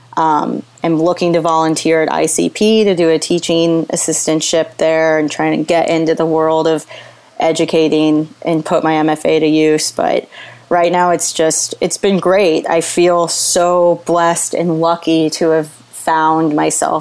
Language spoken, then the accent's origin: English; Missouri, United States; moved away as an adult; now in Brooklyn, United States; we're two girls from Missouri and Puerto Rico